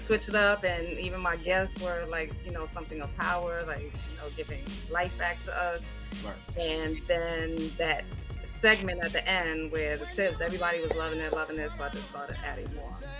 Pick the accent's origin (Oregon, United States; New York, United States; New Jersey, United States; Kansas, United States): New York, United States; New York City; also born or lived in Georgia; born and raised in the Bronx